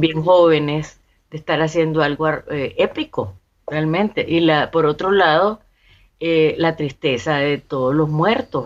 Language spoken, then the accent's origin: Spanish; Nicaragua